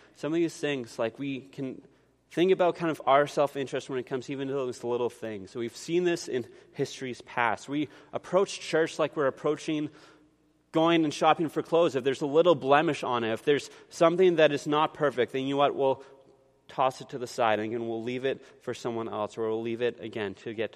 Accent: Canada; we're Canadian, like we're really polite

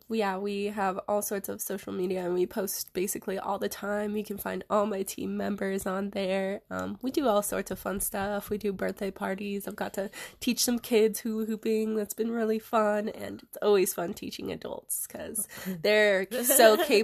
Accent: Reno, Nevada, United States; I am 21. I'm from Reno, Nevada, basically born and raised here.

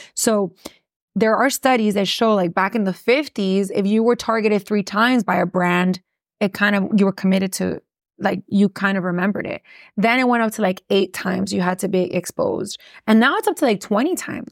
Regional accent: Miami, Florida, United States; born or raised there; accent: Miami; first language English; also born or lived in Gainesville, Florida

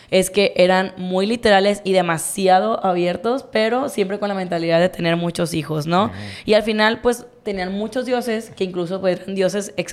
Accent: Mexico; pues ahorita nosotros tú y yo vivimos en un contexto de pues somos mexicanos, la mayoría de la gente en México pues es católica

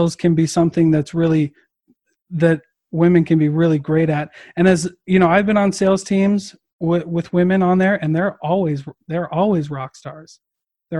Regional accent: Iowa, United States; I'm from Iowa

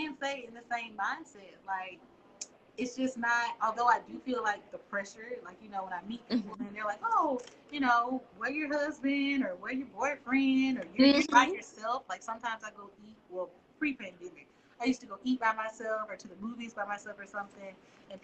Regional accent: the South, United States; now in Alabama, United States; we are in the South. I'm in Alabama

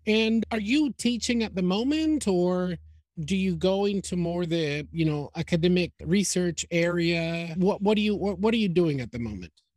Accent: Maracaibo, Zulia, Venezuela; moved away; also born or lived in United States; in Maracaibo

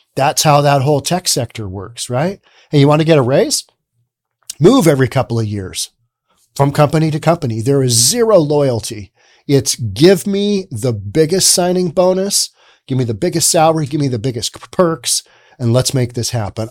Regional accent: United States; I'm American.

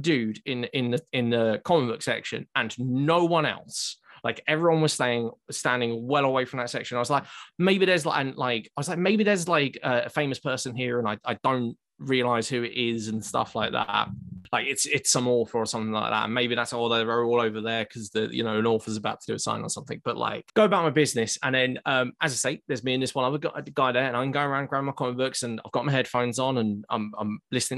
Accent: Essex, East of England, United Kingdom; now in Newcastle, United Kingdom; I'm not from Newcastle. I'm actually originally from Essex

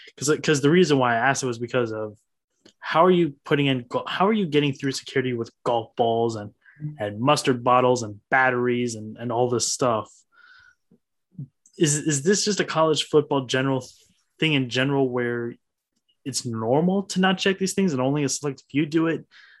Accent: Wisconsin, United States; from my hometown of Wisconsin

